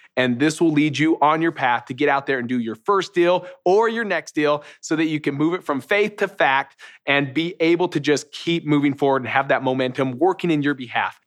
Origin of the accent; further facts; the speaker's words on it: Utah, United States; I'm from Utah